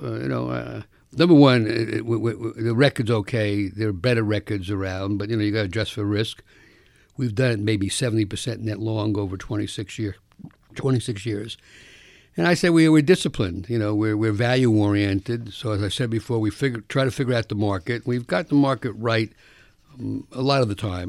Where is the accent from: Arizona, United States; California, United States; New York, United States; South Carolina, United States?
New York, United States; New York City; I grew up in the South Bronx